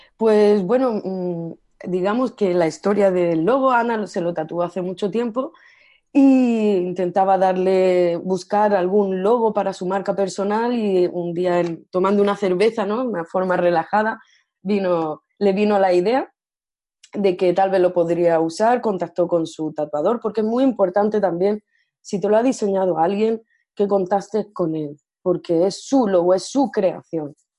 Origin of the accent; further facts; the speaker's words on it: Almería, Andalusia, Spain; first language Spanish; also born or lived in Great Britain; now in Barcelona, Spain; soy de Almería, pero actualmente resido en Barcelona